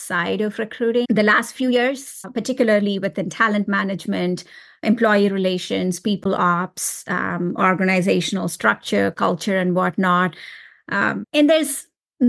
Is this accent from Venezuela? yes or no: no; India; moved away; I was born and raised in India